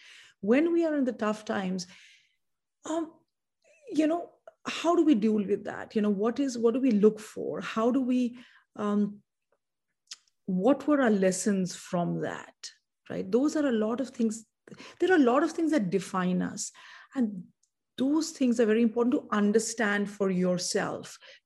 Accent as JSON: {"language": "English", "country": "India", "said": "perhaps in part to do with the fact that I'm from India"}